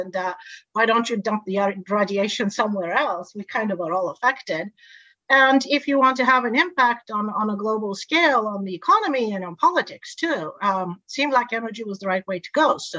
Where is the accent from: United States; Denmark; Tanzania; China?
Tanzania; We moved around a lot. So I grew up in Tanzania with no electricity and no running water.